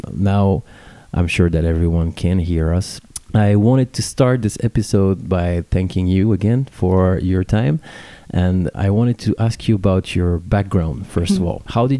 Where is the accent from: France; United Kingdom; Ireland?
France; Paris, Île-de-France; born or raised there